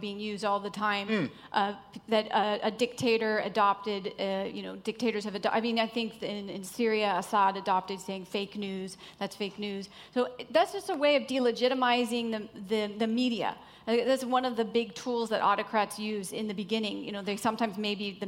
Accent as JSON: {"language": "English", "country": "United States", "said": "I'm American"}